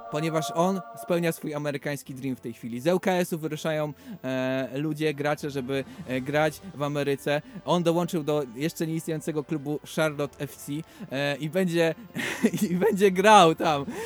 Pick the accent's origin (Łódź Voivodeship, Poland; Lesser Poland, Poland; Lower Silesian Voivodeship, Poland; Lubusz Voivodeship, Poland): Łódź Voivodeship, Poland; Łódź; jesteśmy rodowitymi łodzianami